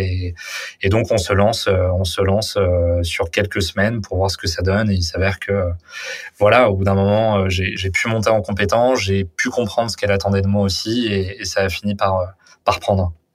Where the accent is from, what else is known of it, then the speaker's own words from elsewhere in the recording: Paris, Île-de-France, France; j'ai vécu toute euh, toute ma vie à, à Paris